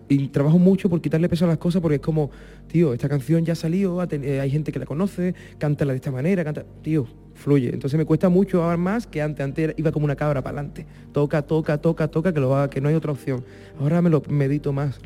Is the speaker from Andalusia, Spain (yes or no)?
yes; Puerto Real, Andalusia, Spain; moved away as an adult; now in Madrid, Spain; empecé a tocar por Puerto Real, por mi pueblo y tal, y ya me mudé a Madrid. Con 19